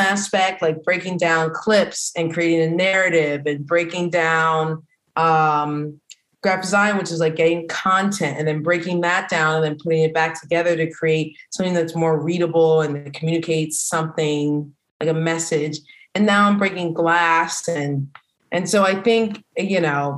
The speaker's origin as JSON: {"language": "English", "town": "Philadelphia", "region": "Pennsylvania", "country": "United States", "tie": "born or raised there", "moved": "as an adult", "lives_now": "Washington, D.C., United States", "said": "I'm from the Philly area"}